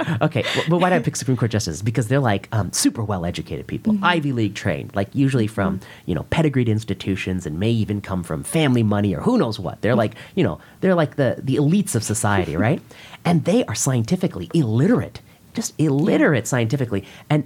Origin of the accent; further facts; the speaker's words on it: India; I'm Indian